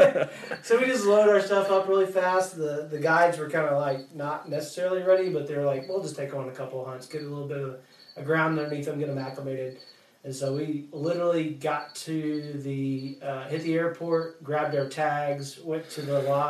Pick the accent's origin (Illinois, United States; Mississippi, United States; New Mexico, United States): Mississippi, United States; Yazoo City; moved away; I grew up near a lake called Wolf Lake in Yazoo City